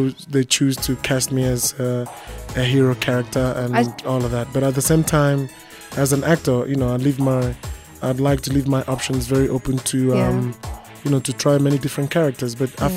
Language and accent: English; Nigeria; First of all, I'm an African. Mm-hmm. I'm a Nigerian.